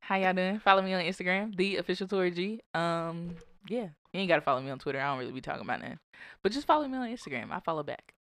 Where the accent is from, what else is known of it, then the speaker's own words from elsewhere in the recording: Birmingham, Alabama, United States; also born or lived in Foley, Alabama / Jackson; I'm from Birmingham. I was born here